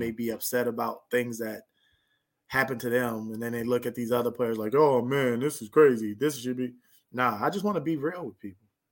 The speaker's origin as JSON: {"language": "English", "area": "near Lancaster, Palmdale", "region": "California", "country": "United States", "tie": "born or raised there", "said": "right by my hometown"}